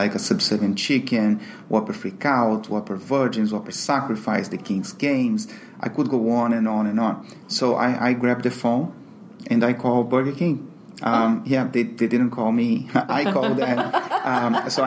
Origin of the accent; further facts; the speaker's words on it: Brazil; also born or lived in London, United Kingdom; now in Miami, United States; I'm Brazilian